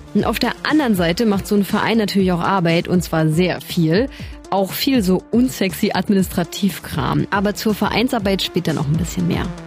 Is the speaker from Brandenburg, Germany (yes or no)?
yes; Eberswalde, Brandenburg, Germany; moved away as an adult; also born or lived in Berlin; now in Leipzig, Germany; aus meiner brandenburgischen Heimatstadt Eberswalde geflohen bin